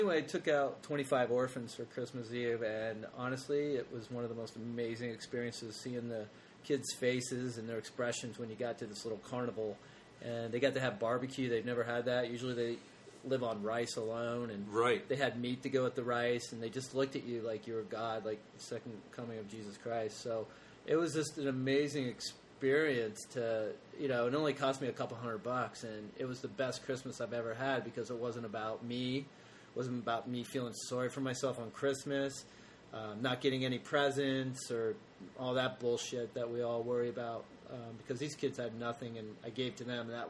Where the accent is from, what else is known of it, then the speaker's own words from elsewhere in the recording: Canada; Canada. I'm Canadian.